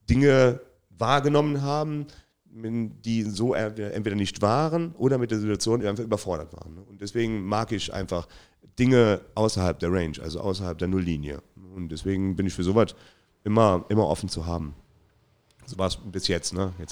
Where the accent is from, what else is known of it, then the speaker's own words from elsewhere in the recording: Trier, Rhineland-Palatinate, Germany; Ich, ja, gut, das ist der Verein, wo ich groß geworden bin, aber Eintracht Trier war so schon immer ähm, der, der Top-Verein in der Region ne?